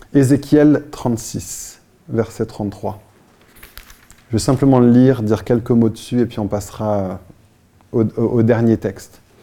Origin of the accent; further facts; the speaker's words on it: France; also born or lived in Versailles / Paris; en tant que Français